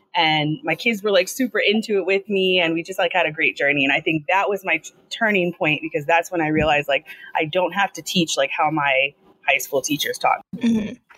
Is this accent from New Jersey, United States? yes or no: no; Long Island, New York, United States; I'm from Long Island. I'm I live here. I grew up here.